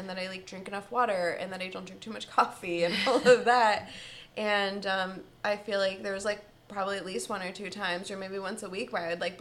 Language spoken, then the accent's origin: English; Washington Crossing, Pennsylvania, United States; moved away as an adult; also born or lived in Vail / Martha's Vineyard / Philadelphia / Yardley, Pennsylvania, United States; I grew up in Washington Crossing, and I moved around to a couple of places